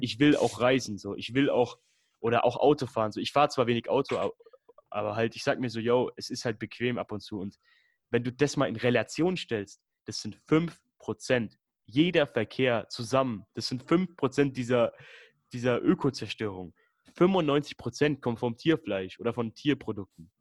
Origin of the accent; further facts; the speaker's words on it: Würzburg, Bavaria, Germany; ich komme aus Würzburg